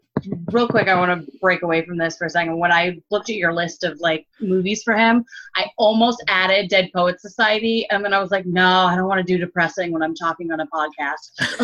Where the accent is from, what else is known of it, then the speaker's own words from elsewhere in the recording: Kansas, United States; I'm from Kansas. Like that's legit the middle of nowhere America.